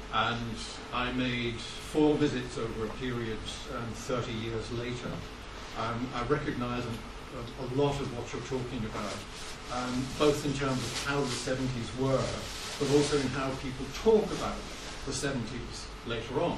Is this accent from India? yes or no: yes; India; I come from India